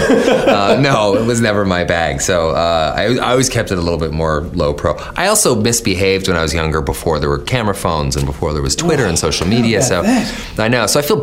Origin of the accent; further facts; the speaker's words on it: Canada; I'm Canadian